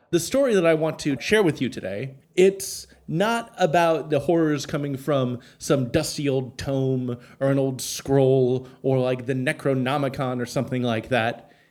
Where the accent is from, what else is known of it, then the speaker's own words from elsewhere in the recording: Portland, Oregon, United States; I'm from Portland